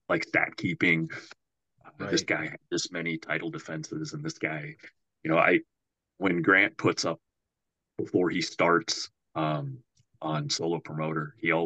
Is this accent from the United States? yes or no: yes; Norwalk, Iowa, United States; I grew up in Norwalk, which is on the south side of Des Moines